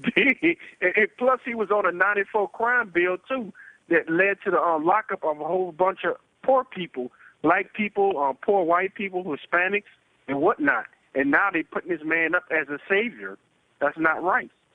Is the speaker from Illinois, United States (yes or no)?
no; New Orleans, Louisiana, United States; I'm from New Orleans